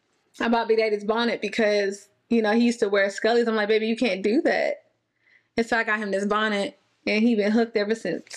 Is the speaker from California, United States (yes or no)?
no; Florida, United States; moved away as an adult; now in Houston, United States; Oh, we're not from Texas. We are Florida people through and through.